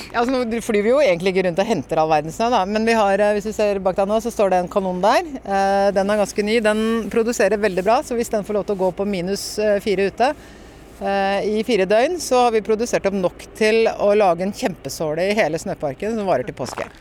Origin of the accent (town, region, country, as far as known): Norway